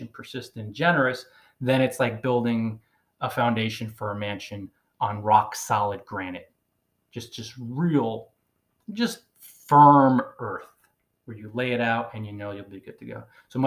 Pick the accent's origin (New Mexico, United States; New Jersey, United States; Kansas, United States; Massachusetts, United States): New Jersey, United States; Northern; moved away as an adult; I'm from Northern New Jersey originally. So even though I've circled the globe for 10 years, I say coffee